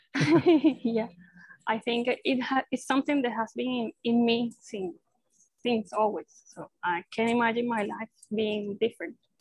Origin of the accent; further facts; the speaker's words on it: Maracay, Aragua, Venezuela; I was born and raised here in Venezuela. So I've been living here in Maracay my whole life.